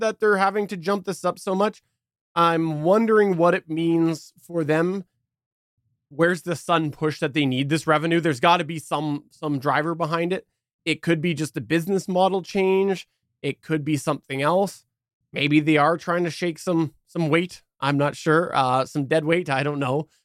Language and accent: English; Canada; as a Canadian